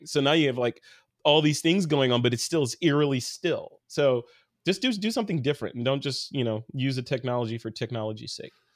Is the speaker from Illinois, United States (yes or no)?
yes; Chicago, Illinois, United States; moved away; I'm actually from Chicago